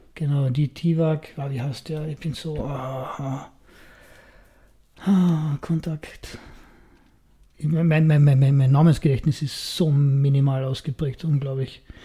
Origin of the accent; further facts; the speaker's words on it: Austria; bei uns in Österreich